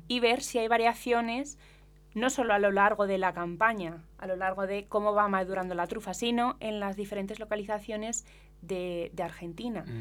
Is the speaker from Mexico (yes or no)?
no; Spain; en España tenemos el quejigo también